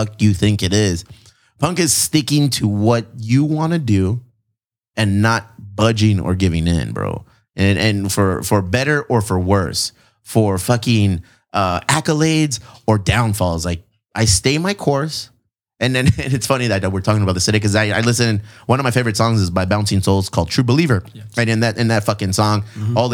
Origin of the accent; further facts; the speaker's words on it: San Diego, California, United States; I'm from San Diego